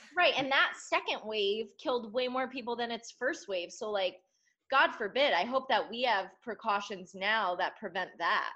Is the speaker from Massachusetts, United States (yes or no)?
no; Connecticut, United States; moved away; I'm from Connecticut